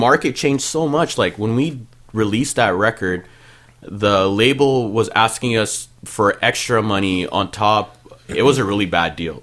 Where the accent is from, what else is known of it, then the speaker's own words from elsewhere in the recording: Mississauga, Ontario, Canada; first language Punjabi; also born or lived in Montreal, Quebec; now in Brampton, Canada; I grew up in Malton, but in high school, I lived in Malton. Got into a little bit of trouble in high school, so I went to school in Brampton, but lived in Malton.